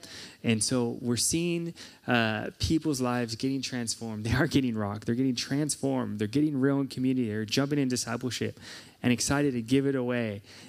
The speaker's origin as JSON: {"language": "English", "town": "Chula Vista", "region": "California", "country": "United States", "tie": "born or raised there", "moved": "yes", "lives_now": "South Africa", "said": "It's been so fun being back in San Diego. This is my hometown. I just grew up a few miles south of here in Chula Vista."}